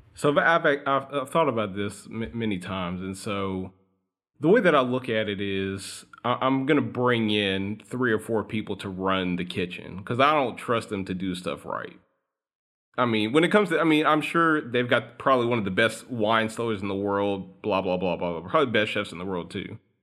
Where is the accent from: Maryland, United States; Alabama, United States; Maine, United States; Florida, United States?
Alabama, United States; I grew up in Alabama